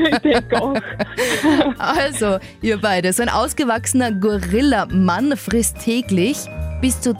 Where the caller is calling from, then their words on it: Steyr, Upper Austria, Austria; Ich bin aus Steyr.